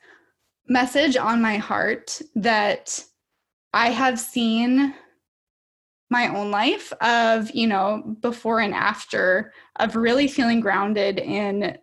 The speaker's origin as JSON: {"language": "English", "region": "Minnesota", "country": "United States", "said": "I am from Minnesota, so I live here with my five-year-old daughter"}